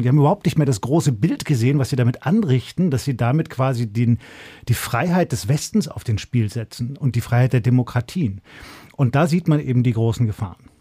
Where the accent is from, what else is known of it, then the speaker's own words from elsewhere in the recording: Germany; bei uns in Deutschland